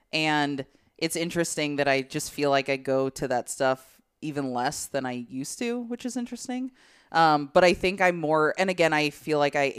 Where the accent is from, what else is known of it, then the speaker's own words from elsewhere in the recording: Illinois, United States; moved away; I am from the Midwest.